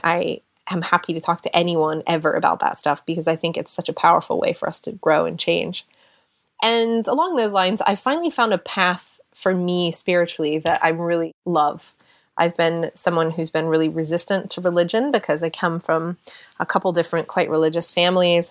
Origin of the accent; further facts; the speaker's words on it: United States; moved away as an adult; also born or lived in Seattle / California / London, United Kingdom; now in United Kingdom; being an American living in Europe